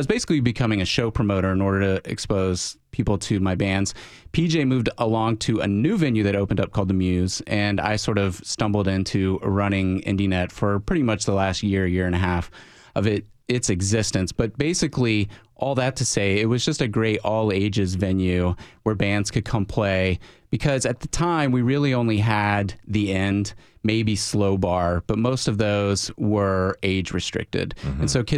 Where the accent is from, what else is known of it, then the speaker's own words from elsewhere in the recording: Alabama, United States; I grew up in a very small, I grew up in Alabama, and we didn't have a lot of access to independent music, basically.